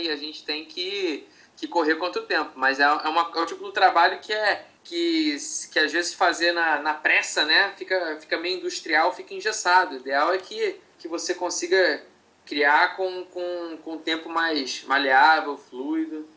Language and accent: Portuguese; Rio de Janeiro, Brazil; eu sou, sou, do Rio de Janeiro